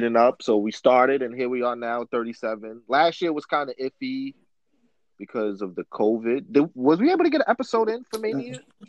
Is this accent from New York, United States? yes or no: yes; New York City, New York, United States; I'm from Brooklyn.